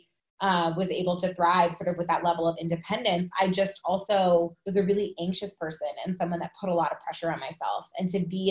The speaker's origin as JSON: {"language": "English", "region": "Connecticut", "country": "United States", "tie": "born or raised there", "said": "I grew up in Connecticut"}